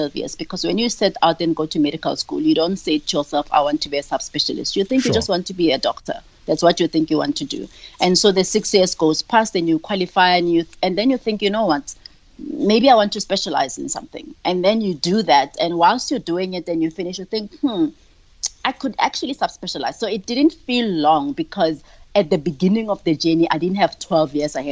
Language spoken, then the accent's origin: English; Hebron, North West, South Africa; now in Johannesburg, South Africa; I grew up in Hebron, in the Northwest